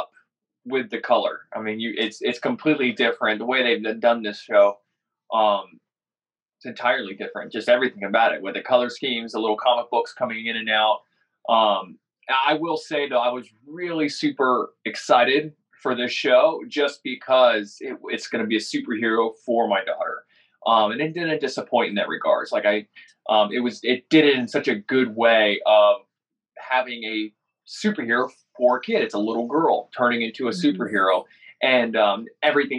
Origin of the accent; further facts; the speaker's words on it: United States; me as an American